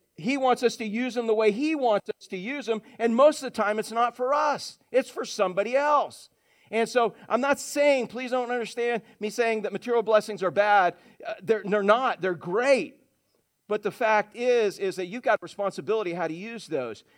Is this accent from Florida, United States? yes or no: yes; Orlando, Florida, United States; when I grew up in Orange County, Florida, in Orlando